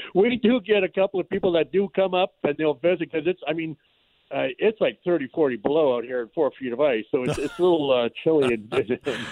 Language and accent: English; about 200 miles north of Emo, northwestern Ontario, Canada; now in Emo, Canada; we actually uh, were up uh, probably about 200 miles north of where we got our water lodge